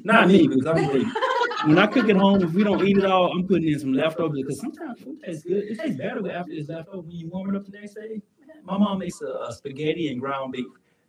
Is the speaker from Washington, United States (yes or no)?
no; Mississippi Delta, United States; And I'm from the Delta. As people are telling you, I believe Mississippi Delta. I love it. But it is a poverty stricken place. I grew up in poverty.